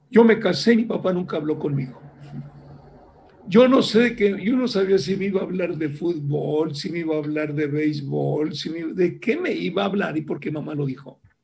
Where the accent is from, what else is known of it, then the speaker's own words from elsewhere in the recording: Ciudad Valles, San Luis Potosí, Mexico; yo soy originario de Ciudad Valle, San Luis Potosí, una pequeña ciudad en aquel tiempo